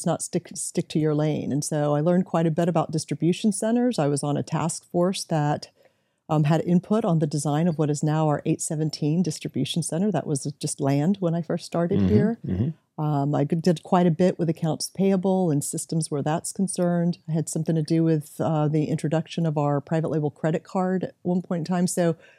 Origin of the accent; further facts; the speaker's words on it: Tampa, Florida, United States; They lived in Ybor City. I grew up in West Tampa, so part of that Latin culture, which is still alive and well and beautiful.